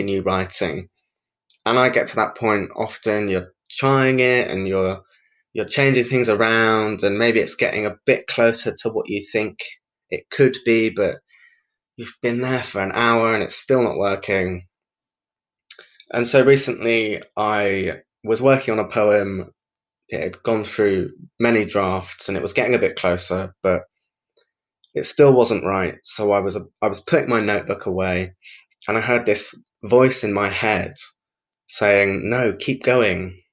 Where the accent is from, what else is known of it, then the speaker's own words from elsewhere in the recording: Brighton, South East England, United Kingdom; I'm a poet from Brighton